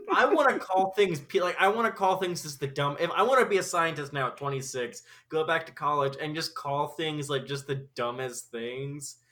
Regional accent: Omaha, Nebraska, United States; also born or lived in Treasure Island, California; I was born in like uh, Treasure Island, California, but I grew up in Omaha.

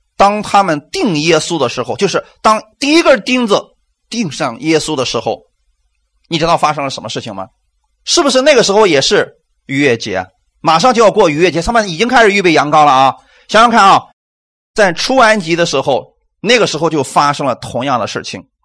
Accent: China; 我们中国人

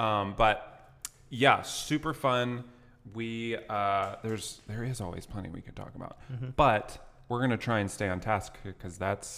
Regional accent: Clinton, Iowa, United States; born there; I was born in Clinton, Iowa, which is a town of 26,000.

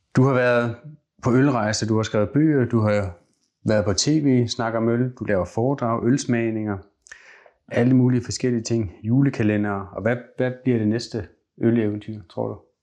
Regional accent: South Jutland, Southern Denmark, Denmark; jeg vokset op i Sydjylland

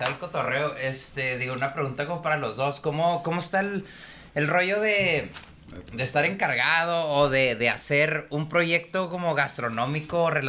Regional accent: Mexico; Así como un rollo bien social y más como mexicanos y latinos, güey

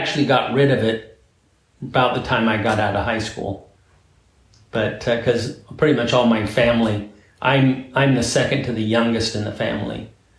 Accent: Coos Bay, Oregon, United States; I grew up in Coos Bay, Oregon, which is a beautiful town on the Oregon coast.

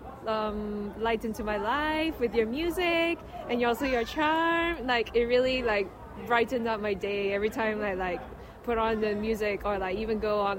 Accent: Malaysia; I'm from Malaysia

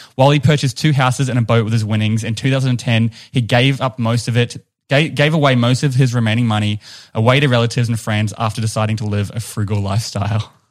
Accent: New Zealand; accent: New Zealand; it's my New Zealand accent

